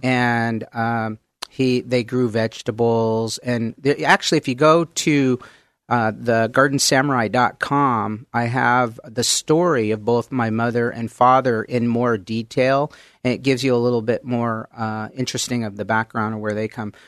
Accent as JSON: {"language": "English", "town": "Mount Vernon", "region": "Washington", "country": "United States", "tie": "born or raised there", "also_born_or_lived": "Oak Harbor, Washington", "said": "pretty much grew up in, uh, Mount Vernon, Washington"}